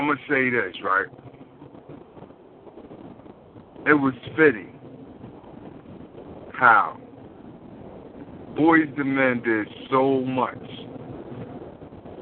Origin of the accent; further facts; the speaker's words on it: Philadelphia, Pennsylvania, United States; I'm from North